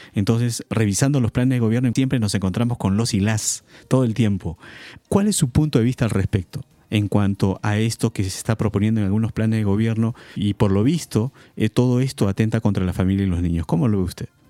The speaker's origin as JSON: {"language": "Spanish", "country": "Peru", "said": "nosotros como peruanos"}